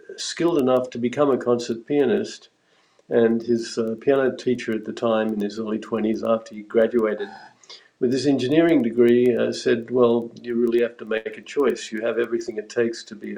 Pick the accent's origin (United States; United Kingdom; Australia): Australia; moved away as an adult; also born or lived in Sydney; now in Canada; growing up in Australia, I went through a whole trajectory of playing in blues bands and jam bands